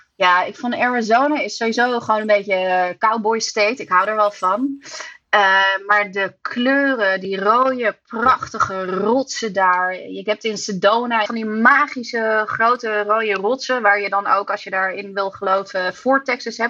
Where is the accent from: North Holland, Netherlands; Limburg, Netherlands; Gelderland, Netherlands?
North Holland, Netherlands; Amsterdam; ik kom uit Nederland en dan uit Amsterdam